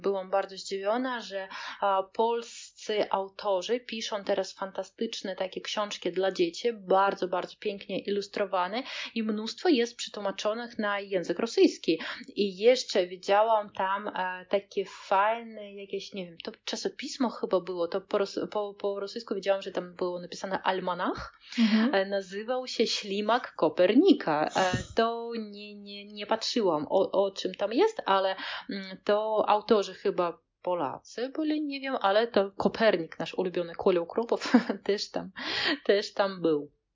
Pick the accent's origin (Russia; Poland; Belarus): Russia; Kaliningrad, Kaliningrad Oblast; anklawa Rosji, czyli e, jesteśmy takim malutkim kawałeczkiem Rosji pomiędzy Polską a Litwą